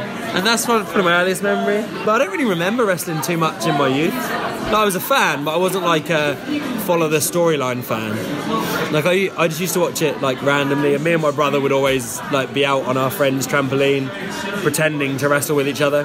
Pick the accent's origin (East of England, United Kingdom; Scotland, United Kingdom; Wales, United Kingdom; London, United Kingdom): East of England, United Kingdom; Gorleston; also born or lived in Norwich; we're running a training session before a show in Galston, which is my hometown